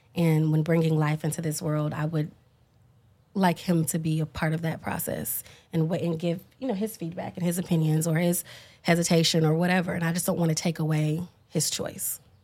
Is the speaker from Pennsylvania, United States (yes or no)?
no; Dallas, Texas, United States; when you're black and from the deep south, I'm from Dallas